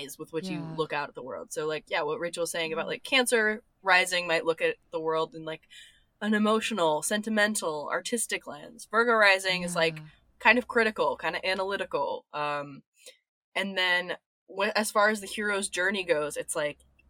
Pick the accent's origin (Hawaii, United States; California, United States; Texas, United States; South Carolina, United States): Texas, United States; Austin; also born or lived in New York; now in Los Angeles, United States; I'm from Austin, Texas.